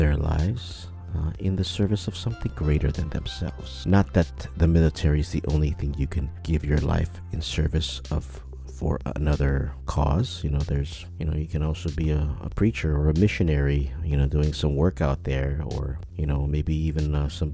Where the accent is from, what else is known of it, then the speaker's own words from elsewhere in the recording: Micronesia; I did serve in the U.S. military, as a lot of Micronesians have